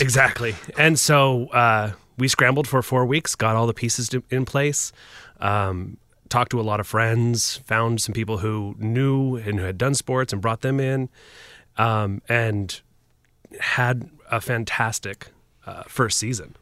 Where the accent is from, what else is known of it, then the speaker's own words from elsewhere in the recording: just outside of Portland, Oregon, United States; moved away as an adult; I grew up just outside of Portland